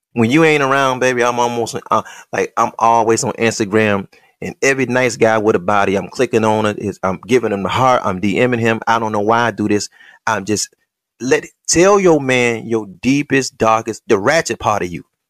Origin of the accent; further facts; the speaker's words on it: Detroit, Michigan, United States; when I was in Henry Ford High School, in them nineties